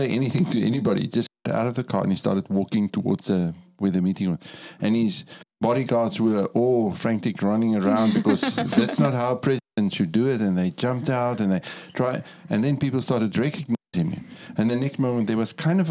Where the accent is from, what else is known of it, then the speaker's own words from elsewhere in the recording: Cape Town, Western Cape, South Africa; moved away as an adult; also born or lived in Angola / Namibia / Botswana; I come from South Africa. I was born and raised in Cape Town, the most beautiful city in the world.